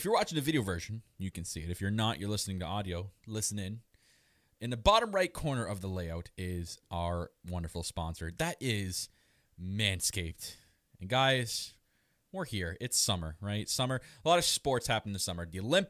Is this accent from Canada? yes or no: yes; Canada; I am your Canadian Prince